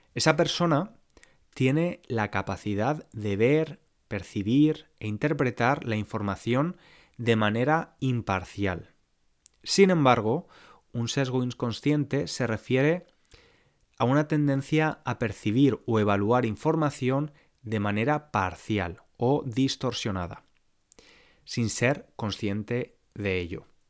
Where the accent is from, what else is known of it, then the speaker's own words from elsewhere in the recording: Valencia, Valencian Community, Spain; moved away as an adult; also born or lived in London; Yo hasta 2012 vivía en Valencia, en España, y la mayoría de personas con las que me relacionaba eran como yo, españolas, blancas